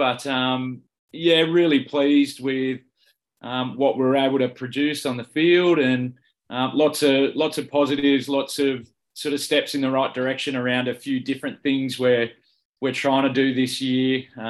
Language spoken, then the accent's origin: English; Sydney, New South Wales, Australia; also born or lived in Scone; born and bred in Northern Beaches, so grew up as a Warringah junior. Started there as a 10-year-old